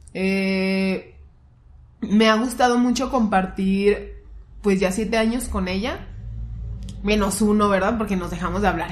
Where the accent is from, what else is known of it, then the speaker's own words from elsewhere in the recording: Guadalajara, Jalisco, Mexico; nosotros somos tapatías